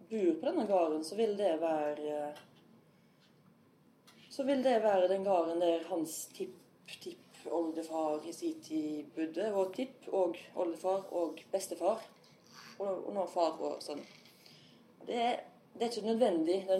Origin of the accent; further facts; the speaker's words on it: Ølen, Vestland, Norway; now in Sveio, Norway; Sånn at jeg nok en gang blir ufrivillig rogalending, for jeg kommer fra Ølen opprinnelig. Og eh, da jeg var 17-18, så skifta Ølen fylkesgrensa og kom, gikk fra Hordaland til Rogaland.